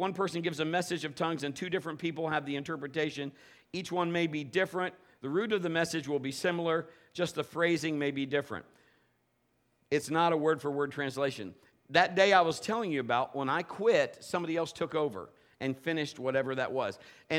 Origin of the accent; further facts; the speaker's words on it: England, United Kingdom; but it's in English, because obviously I'm English.